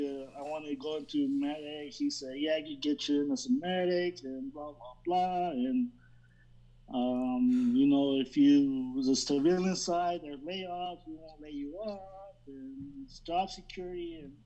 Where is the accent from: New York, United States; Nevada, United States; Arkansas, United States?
Nevada, United States; Las Vegas; also born or lived in Fort Hood, Texas; Born and raised in Las Vegas. I am 40, just turned the big 40 this year. I live here most of my life other than my duty station in Fort Hood, Texas.